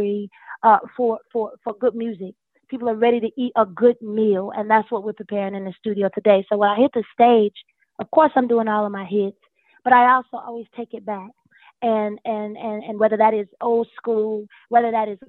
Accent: High Point, North Carolina, United States; moved away; I was the country girl. I was the Southern girl. I was from High Point, North Carolina, and had never really seen anything on that level

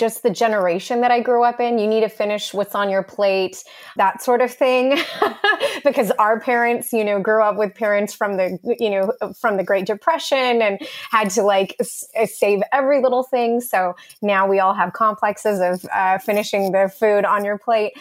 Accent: Texas, United States; I'm from Texas

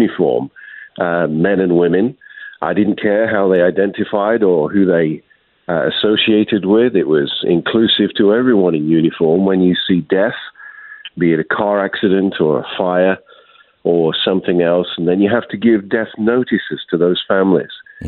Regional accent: United Kingdom; moved away as an adult; also born or lived in Washington State / Austin, Texas; now in United States; I was an immigrant from the United Kingdom in 1999, and now a citizen with my family.

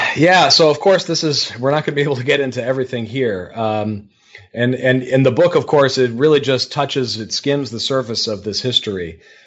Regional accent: Detroit, Michigan, United States; now in Pennsylvania, United States; in Detroit, my hometown

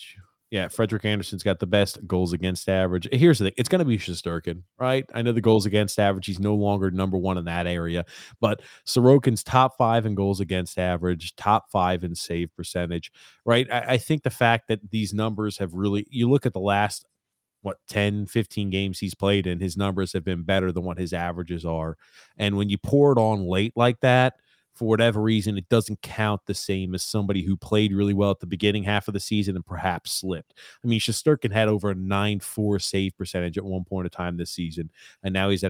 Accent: Montreal, Quebec, Canada; He was my favorite player because I'm from Montreal.

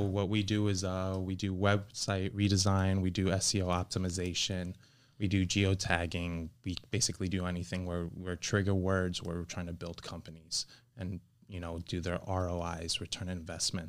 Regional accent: Miami, Florida, United States; also born or lived in Kendall / Weston; I was born and raised in Miami

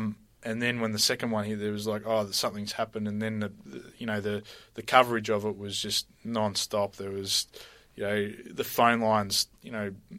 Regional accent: Emerald, Victoria, Australia; I grew up in Emerald in the Dandenongs.

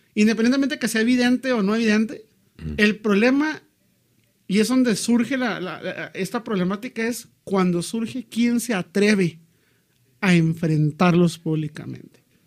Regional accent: Mexico; En México nos reímos de nosotros mismos

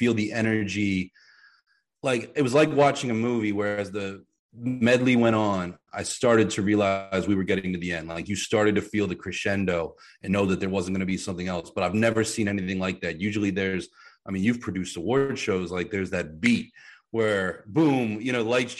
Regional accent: Pittsburgh, Pennsylvania, United States; I grew up in Pittsburgh

